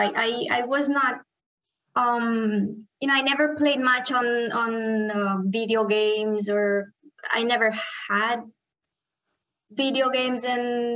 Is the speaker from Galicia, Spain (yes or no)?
no; Cerdanyola del Vallès, Catalonia, Spain; moved away; also born or lived in Miami, United States; I grew up in a town called Sardanyola, very close to Barcelona